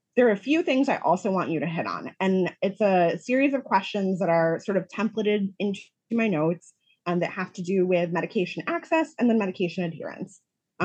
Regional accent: Rochester, New York, United States; moved away as an adult; also born or lived in Buffalo, New York; now in Chicago, United States; originally, I am from Rochester, New York.

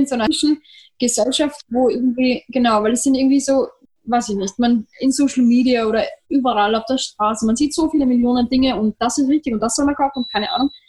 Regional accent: Vienna, Austria; bei uns in Wien

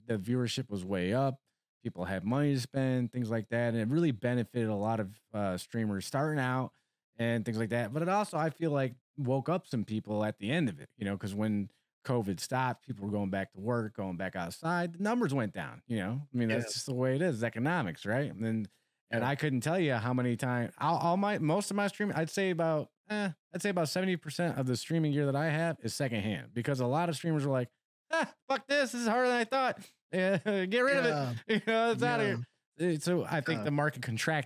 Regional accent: New York, United States; also born or lived in Elmont, New York; I'm from New York. I'm a city boy, right? Yeah. I'm straight out of the concrete jungle

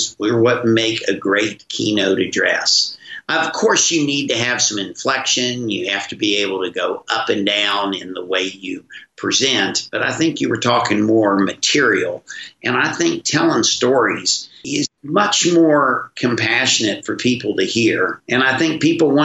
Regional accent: West Virginia, United States; my growing up in West Virginia

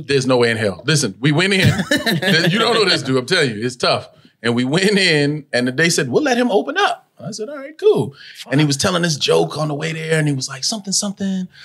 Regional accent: Los Angeles, California, United States; I was born in Pacoima, California which is in the valley

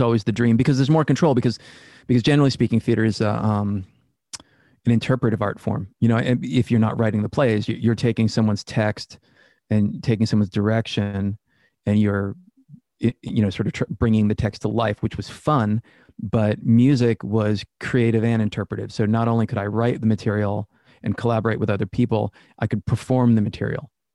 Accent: Worcester, Massachusetts, United States; Born and raised in Worcester, Massachusetts.

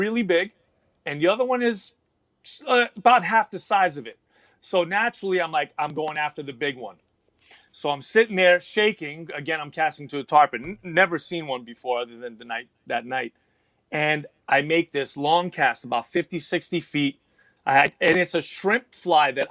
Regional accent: New York City, New York, United States; now in Texas, United States; I was born and raised in the Bronx, New York, New York City.

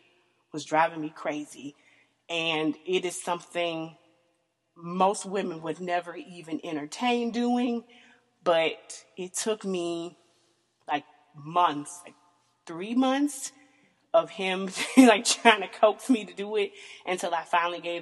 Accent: the South, United States; I am born and raised in the South, country girl

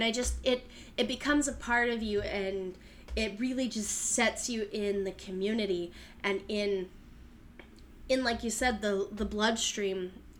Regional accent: Utah, United States; I'm not from Washington Heights, obviously, because I'm from Utah

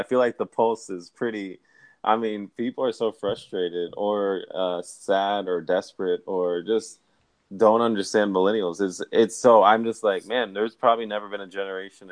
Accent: Dallas, Texas, United States; I'm from Dallas, Texas

